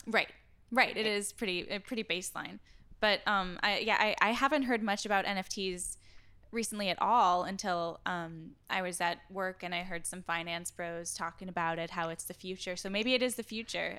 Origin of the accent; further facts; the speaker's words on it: Door County, Wisconsin, United States; the Wall Street Journal just wrote about my hometown